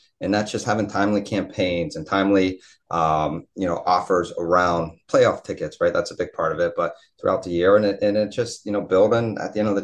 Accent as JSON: {"language": "English", "region": "Ohio", "country": "United States", "also_born_or_lived": "Pittsburgh / Miami", "moved": "as an adult", "said": "When I moved from Ohio to Pittsburgh, that was an hour away. So realistically, I was still at home."}